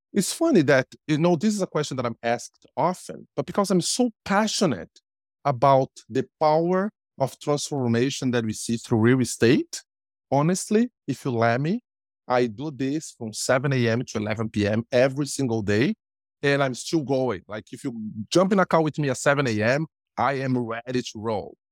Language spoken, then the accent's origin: English; Brazil; English is a second language; moved away as an adult; now in Canada; I am Brazilian by birth, but I'm Canadian by choice